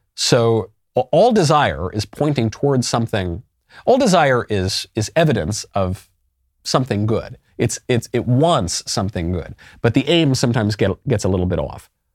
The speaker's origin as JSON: {"language": "English", "country": "United States", "said": "I'm very patriotic. I love my country deeply. I certainly love my American identity"}